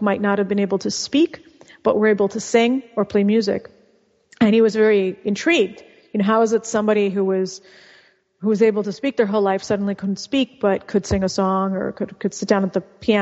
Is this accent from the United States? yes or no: yes; California, United States; first language Russian; English is a second language; also born or lived in Bosnia / Argentina / Mexico; And then I grew up in California